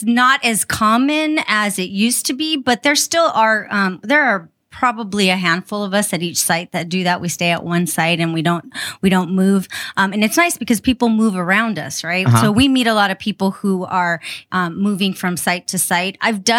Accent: San Diego, California, United States; also born or lived in Barrio Logan; now in Chula Vista, United States; So I grew up in Cano, in the area of Emerald Hills, and I went to Encano Elementary, and then I went to Pershing Junior High. I went to Patrick Henry for a year, and I transferred to San Diego High.

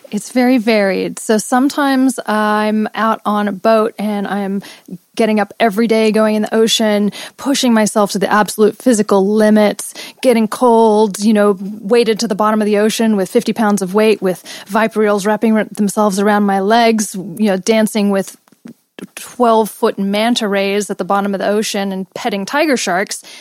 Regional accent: Los Angeles, California, United States; also born or lived in England / India / Australia; I was born in England, grew up in Los Angeles, then spent years in India in a meditation ashram, then moved to Australia, which I spent most of my life, and then came back to LA 10 years ago.

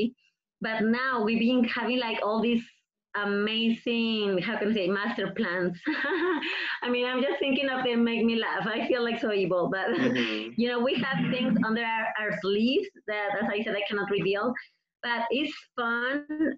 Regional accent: Mexico; English is a second language; moved away; I have my accent. I'm from Mexico.

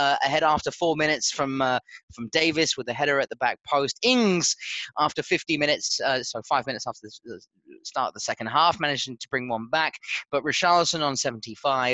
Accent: New Zealand; as a Kiwi

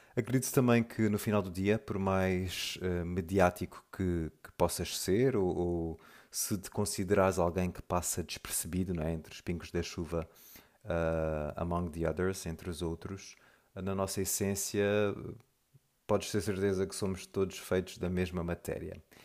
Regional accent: Mozambique; moved away; also born or lived in Lisbon, Portugal / South Africa / Brazil; vivi toda a minha infância e juventude em Moçambique.

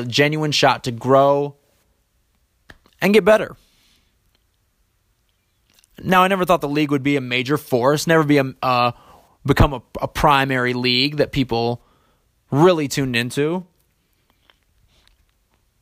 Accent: East Lansing, Michigan, United States; growing up in Michigan

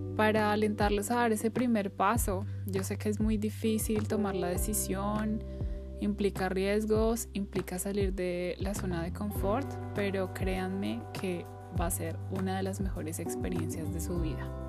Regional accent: Colombia; moved away; en mi país, Colombia

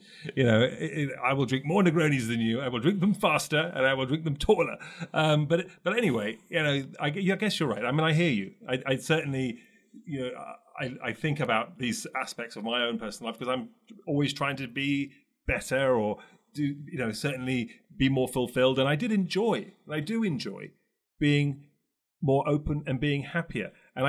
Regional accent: London, United Kingdom; also born or lived in Paris / Milan / Los Angeles; now in New York, United States; I've lived in Paris, I lived in Milan, I came from London, I now live in New York, I spent many months every year for many years in Los Angeles.

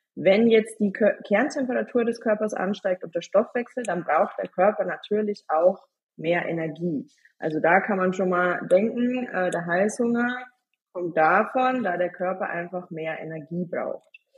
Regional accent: Bavaria, Germany; ich komme aus Bayern

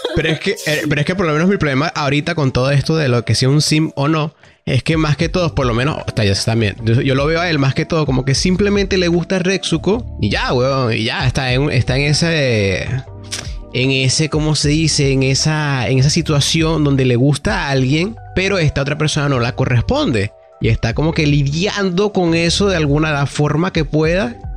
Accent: Venezuela; soy venezolano

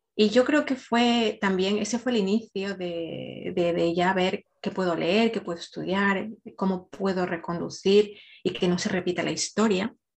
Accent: Ecuador; now in Spain; nací en Ecuador, pero vivo ya hace mucho tiempo en España

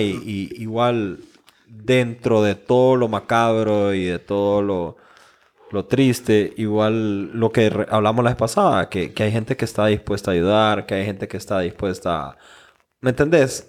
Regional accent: Honduras; nosotros como hondureños

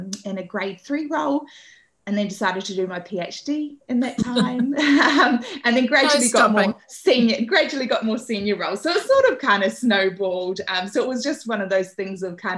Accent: Auckland, New Zealand; I'm originally from Auckland.

